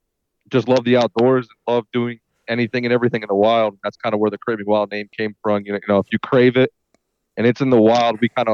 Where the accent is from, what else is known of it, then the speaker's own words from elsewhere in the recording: Venezuela; English is a second language; now in United States; I am actually from South America, born and raised down there. And I moved to the States in 2001. And I grew up in the wild too, man. Dan calls me the Venezuelan redneck.